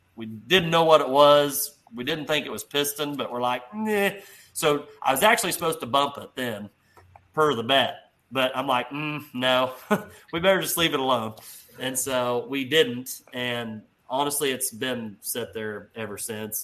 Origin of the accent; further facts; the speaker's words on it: Hopkins, Missouri, United States; my hometown of Hopkins, Missouri, which is right across the line